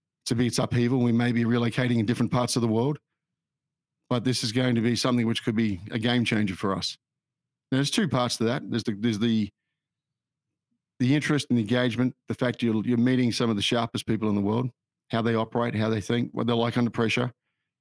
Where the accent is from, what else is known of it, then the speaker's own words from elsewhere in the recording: Australia; also born or lived in United Kingdom; I'm an Australian. I'm a very fortunate person. I grew up in Australia